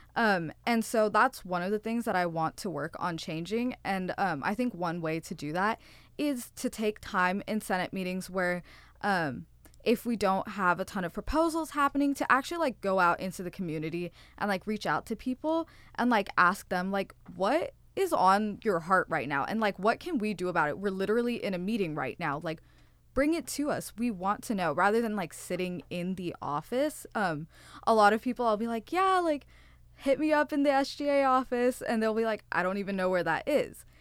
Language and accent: English; Fremont, California, United States; moved away; I am from NorCal. I'm an hour out from San Francisco, is what I say. Fremont